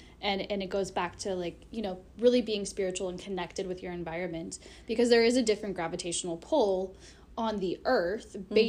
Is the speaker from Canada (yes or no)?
yes; Canada; So I'm from Canada